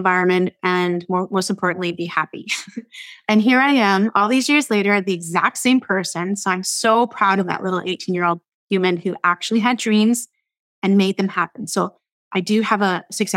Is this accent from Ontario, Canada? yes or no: yes; Fort Erie, Ontario, Canada; now in Vancouver, Canada; I'm a small town girl growing up in Fort Erie, Ontario, right across from you in Buffalo, New York